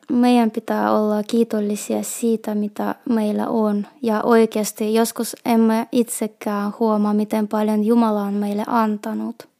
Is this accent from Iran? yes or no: no; Petrozavodsk, Republic of Karelia, Russia; first language Russian; Finnish is a second language; moved away as an adult; also born or lived in Vantaa / Kuopio; now in Lappeenranta, Finland; olen kotoisin Petroskoista. Suomen mie muutin 16 vuotta sitten, kun olin 21-vuotias.